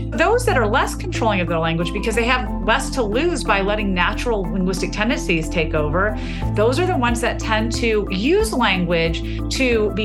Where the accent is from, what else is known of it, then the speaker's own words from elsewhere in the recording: the South, Southern United States, United States; the way I mark myself as different as a Southerner is through my language. I never want to be misconstrued as a Northerner, and therefore I'm going to say y'all as much as I want.